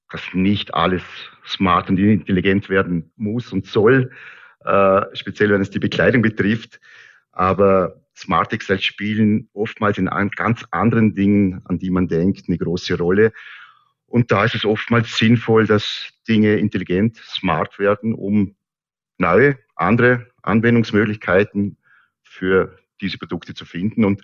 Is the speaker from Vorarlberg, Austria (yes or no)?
yes; Lustenau, Vorarlberg, Austria; accent: Lustenau dialect; tatsächlich so, dass äh, es hier im Vorarlberg nicht nur einen Dialekt gibt, sondern mehrere. Äh, und meine Heimatgemeinde Lusenau hat ganz, ganz einen speziellen Dialekt.